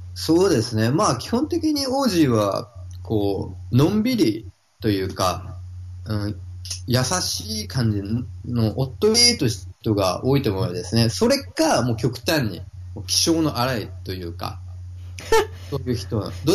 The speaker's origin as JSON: {"language": "Japanese", "region": "Fukuoka", "country": "Japan", "tie": "born or raised there", "moved": "yes", "lives_now": "Gold Coast, Australia", "said": "僕は、はい、福岡生まれ、福岡育ち"}